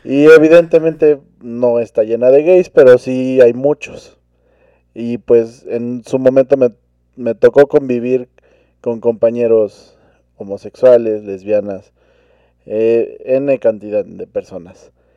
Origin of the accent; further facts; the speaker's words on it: Mexico; como cultura mexicana